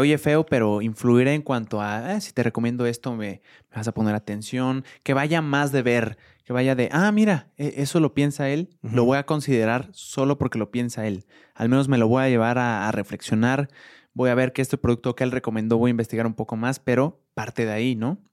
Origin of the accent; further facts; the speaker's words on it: Mexico City, Mexico; somos los primeros capitalinos